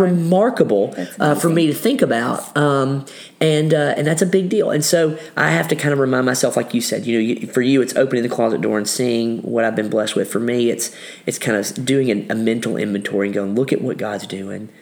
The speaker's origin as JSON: {"language": "English", "region": "Kentucky", "country": "United States", "tie": "born or raised there", "said": "I grew up in Kentucky"}